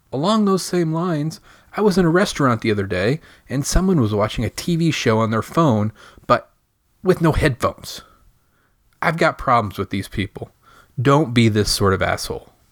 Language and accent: English; Michigan, United States; now in Indiana, United States; I grew up in Michigan.